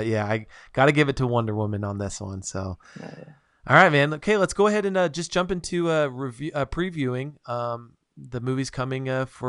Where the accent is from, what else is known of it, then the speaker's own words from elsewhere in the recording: Nevada, United States; now in Utah, United States; I grew up in Nevada